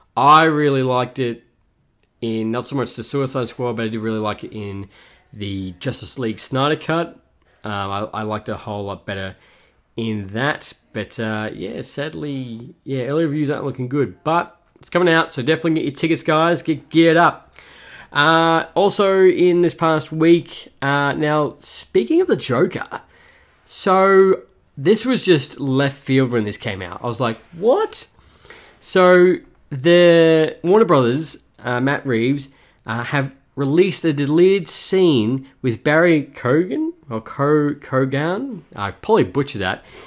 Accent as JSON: {"language": "English", "town": "Melbourne", "region": "Victoria", "country": "Australia", "tie": "born or raised there", "said": "my hometown, Australia, Melbourne"}